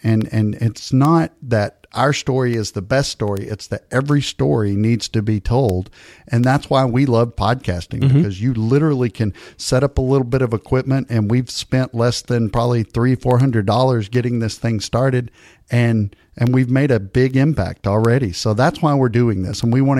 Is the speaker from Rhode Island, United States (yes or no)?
no; East Texas, United States; I'm from East Texas, and we say "gonna."